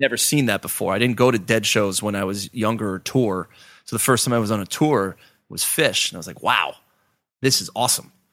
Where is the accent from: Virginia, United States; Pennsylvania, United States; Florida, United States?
Pennsylvania, United States; Pittsburgh; growing up in Pittsburgh, as a, as a youth